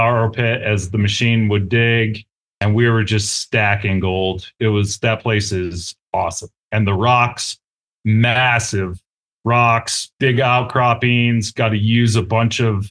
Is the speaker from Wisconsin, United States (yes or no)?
yes; Green Bay, Wisconsin, United States; also born or lived in Eau Claire, Wisconsin / Kansas; now in Colorado, United States; I was born in Eau Claire and grew up in Green Bay, and then moved to Kansas midway through my life. And then I've been in Colorado now 20 years